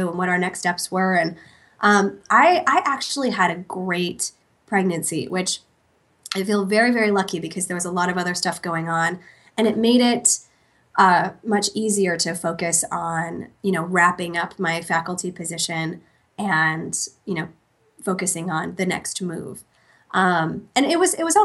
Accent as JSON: {"language": "English", "area": "New York or Pennsylvania", "region": "East Coast", "country": "United States", "tie": "born or raised there", "also_born_or_lived": "Portland, Oregon / Rochester, New York", "said": "we had really been born and raised on the East Coast of New York or Pennsylvania our whole lives"}